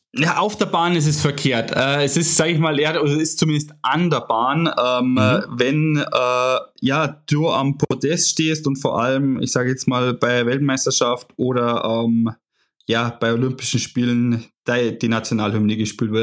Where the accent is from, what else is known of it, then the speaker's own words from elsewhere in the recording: Germany; wo ich lebe, wo ich aufgewachsen bin